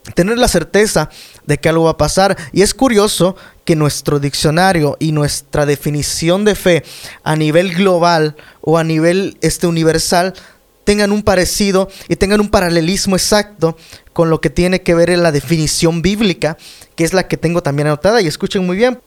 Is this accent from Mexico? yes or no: yes; Mexico; en mi país